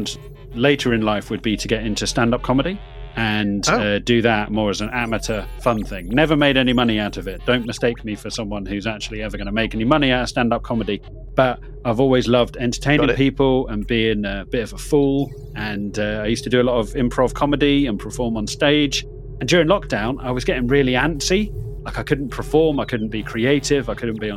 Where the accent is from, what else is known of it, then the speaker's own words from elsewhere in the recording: United Kingdom; we are British, as you can tell from our fine voices